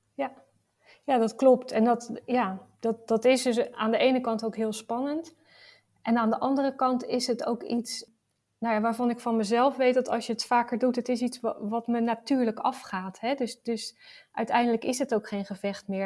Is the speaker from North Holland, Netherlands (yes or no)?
no; Rotterdam, South Holland, Netherlands; Ik, ik kom uit Rotterdam